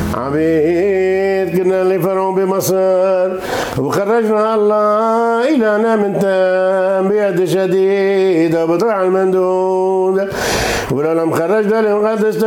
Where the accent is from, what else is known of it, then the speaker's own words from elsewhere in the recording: Aleppo, Aleppo Governorate, Syria; moved away; جيت من حلب